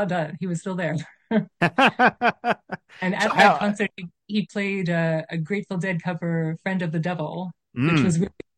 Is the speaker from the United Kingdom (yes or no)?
no; Calgary, Alberta, Canada; moved away as an adult; also born or lived in Toronto / Germany; I am from Calgary. That's where I grew up. So I moved back to my hometown of Calgary